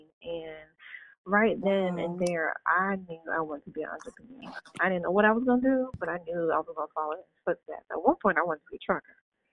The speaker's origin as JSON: {"language": "English", "region": "New York", "country": "United States", "said": "I'm a New Yorker"}